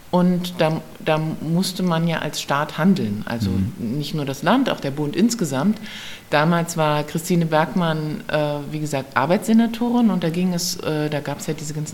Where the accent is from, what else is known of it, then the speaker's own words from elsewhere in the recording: Berlin, Germany; ich komme aus Westberlin, aus Schmargendorf.